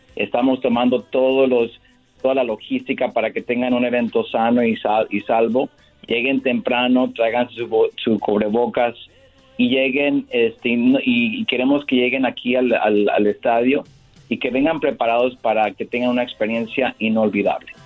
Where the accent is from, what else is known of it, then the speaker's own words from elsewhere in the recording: Michoacán, Mexico; como somos los dos de Michoacán